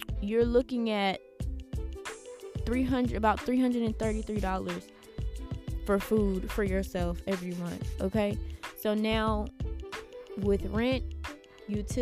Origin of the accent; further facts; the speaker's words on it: Houston, Texas, United States; I'm from Houston